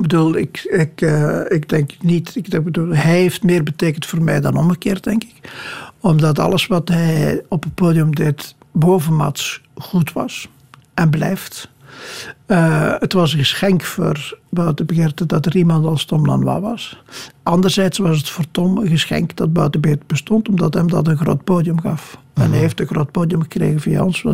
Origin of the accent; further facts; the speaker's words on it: Kruishoutem, Flanders, Belgium; moved away; het huis waar ik opgegroeid ben is al een poos geleden afgebroken